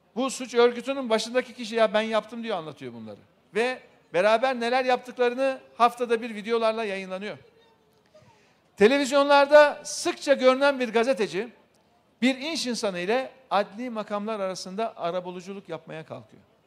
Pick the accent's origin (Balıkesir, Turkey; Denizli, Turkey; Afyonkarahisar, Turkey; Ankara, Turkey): Ankara, Turkey; Şereflikoçhisar; memleketimiz Şerifli Koçlar'da